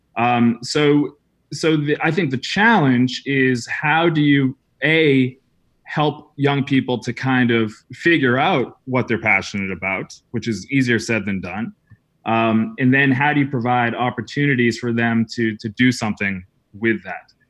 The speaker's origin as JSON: {"language": "English", "region": "New England", "country": "United States", "tie": "born or raised there", "also_born_or_lived": "Salzburg, Austria / Croatia / Paris, France", "moved": "as an adult", "said": "I grew up in New England, small town New England"}